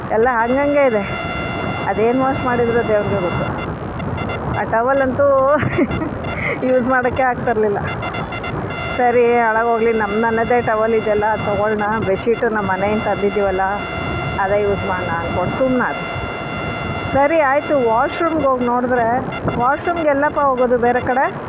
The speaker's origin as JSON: {"language": "Kannada", "town": "Bengaluru", "region": "Karnataka", "country": "India", "said": "ನಾನು ಬೆಂಗಳೂರೊಳೆ"}